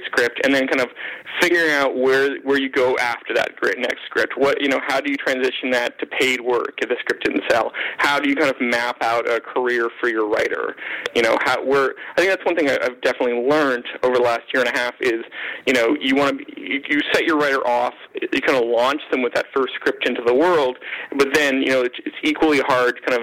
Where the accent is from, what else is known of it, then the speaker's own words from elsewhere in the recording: Canada; being Canadian